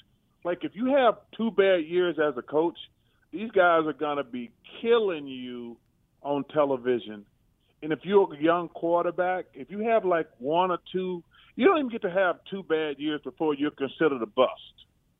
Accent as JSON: {"language": "English", "region": "Alabama", "country": "United States", "tie": "born or raised there", "said": "growing up in Alabama"}